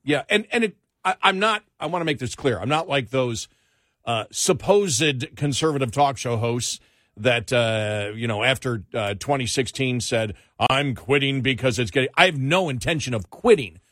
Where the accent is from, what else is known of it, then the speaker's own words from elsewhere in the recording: Northeast, United States; I grew up in the Northeast